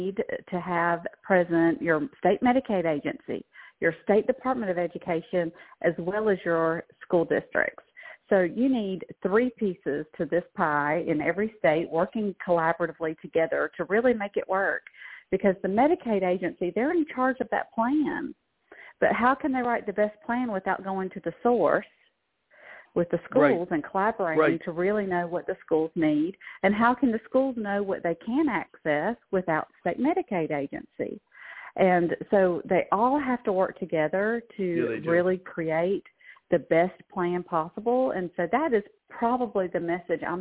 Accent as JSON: {"language": "English", "region": "Georgia", "country": "United States", "moved": "yes", "said": "this is a Georgia girl that's been transplanted"}